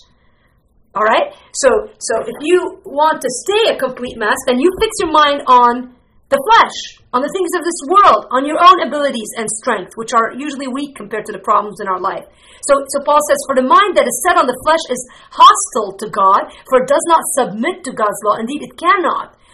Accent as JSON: {"language": "English", "town": "Beirut", "region": "Beirut Governorate", "country": "Lebanon", "tie": "born or raised there", "moved": "yes", "lives_now": "United States", "said": "I grew up in West Beirut"}